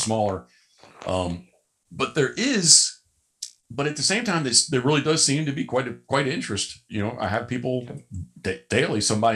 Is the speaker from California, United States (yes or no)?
no; Havre de Grace, Maryland, United States; I was born in Havre de Grace, Maryland.